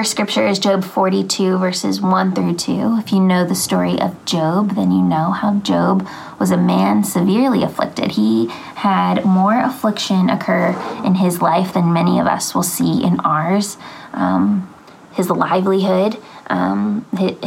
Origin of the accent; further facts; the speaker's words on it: Phoenixville, Pennsylvania, United States; I am from Phoenixville, Pennsylvania.